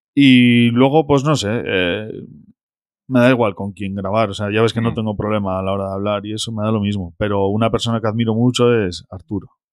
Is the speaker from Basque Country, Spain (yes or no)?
yes; Basauri, Basque Country, Spain; Yo soy de Basauri, de Bilbao